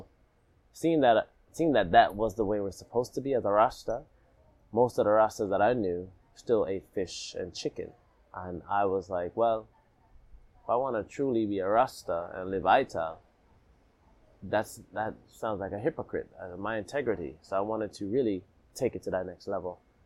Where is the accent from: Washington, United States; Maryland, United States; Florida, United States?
Florida, United States; also born or lived in Alabama / Jamaica; I was born in Alabama. I lived in Jamaica, left Jamaica, and then I moved to the States, moved back to the States, and I lived in Florida. You know, so when I lived in Florida, it's where I went to high school and middle school.